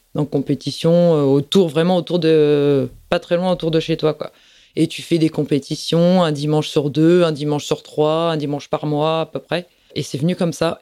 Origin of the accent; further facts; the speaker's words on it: Plougastel-Daoulas, Brittany, France; je suis de Plougastel. J'ai passé toute ma vie à Plougastel.